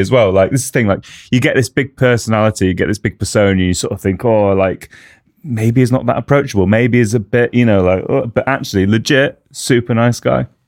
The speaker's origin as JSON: {"language": "English", "country": "United Kingdom", "said": "as a Brit, as someone who sort of grew up with mountain biking"}